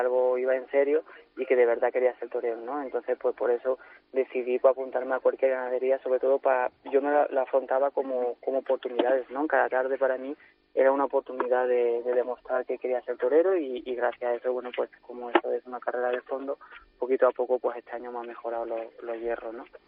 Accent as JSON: {"language": "Spanish", "region": "Occitania", "country": "France", "said": "mis actuaciones en Francia, que en, mi tierra y en, mi zona, tanto en Bestier como en Santa María de la Mer, como en Nimes"}